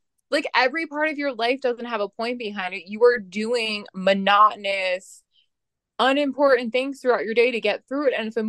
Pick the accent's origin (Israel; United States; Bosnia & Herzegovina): United States; Las Vegas, Nevada; I'm from Vegas, and everyone's like, yeah, Euphoria is not that bad if you went to high school like in Vegas.